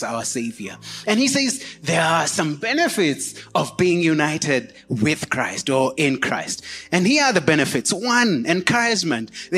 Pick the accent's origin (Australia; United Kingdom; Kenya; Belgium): Kenya; we pride ourselves in saying, I'm a Kenyan